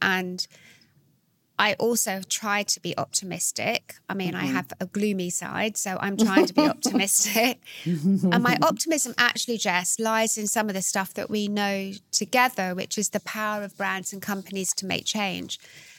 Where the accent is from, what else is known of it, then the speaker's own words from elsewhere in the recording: London, United Kingdom; also born or lived in New York; I'm half American, so I was brought up between here in London and New York.